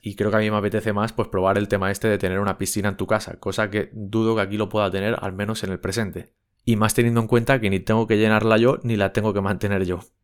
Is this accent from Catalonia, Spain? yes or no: yes; Barcelona, Catalonia, Spain; yo soy de Barcelona